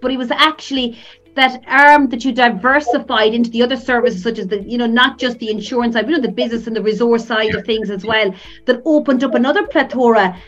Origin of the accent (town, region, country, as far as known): Ireland